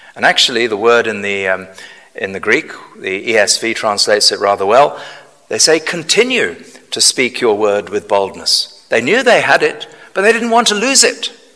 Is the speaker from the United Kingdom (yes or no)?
yes; United Kingdom; we're very reserved as British people.